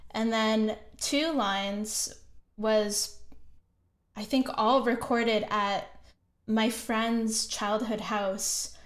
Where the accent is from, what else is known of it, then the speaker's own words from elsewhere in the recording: Kitchener, Ontario, Canada; moved away as an adult; also born or lived in Banff, Canada; now in Montreal, Canada; I'm actually from Kitchener, Ontario